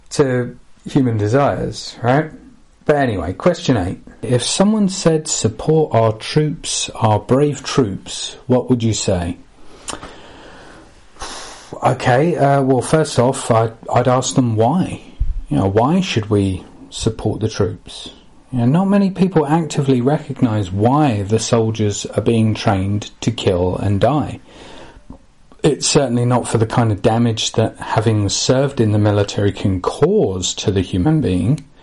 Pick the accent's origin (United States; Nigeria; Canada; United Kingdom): United Kingdom; Gillingham, South East England; even interviewing average Joes from my hometown of Gillingham